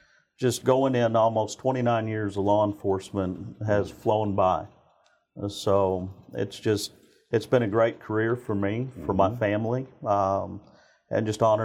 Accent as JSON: {"language": "English", "town": "Spring", "region": "Texas", "country": "United States", "tie": "born or raised there", "said": "So, ultimately, I grew up in Spring, Texas my entire life, and kind of followed in my father's footsteps."}